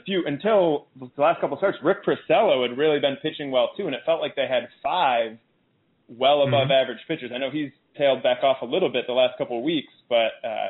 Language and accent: English; Chicago, Illinois, United States; I grew up in Chicago. I've lived in Chicago most of my life